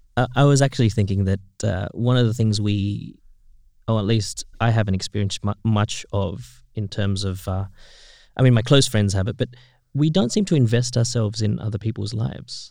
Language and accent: English; Philippines; I grew up in in the Philippines